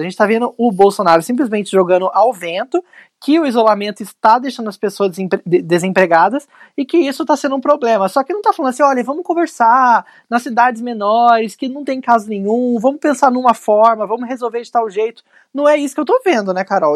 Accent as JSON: {"language": "Portuguese", "town": "São José dos Campos", "region": "São Paulo", "country": "Brazil", "said": "lá na minha cidade, São José dos Campos"}